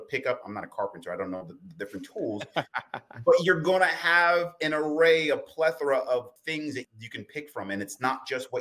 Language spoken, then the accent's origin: English; New York City, New York, United States; when I was a kid growing up in the South Bronx, New York